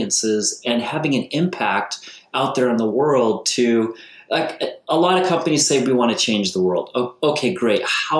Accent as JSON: {"language": "English", "region": "New York", "country": "United States", "tie": "born or raised there", "moved": "yes", "lives_now": "Santa Barbara, United States", "said": "I'm a kid from New York, and I've been out here too long"}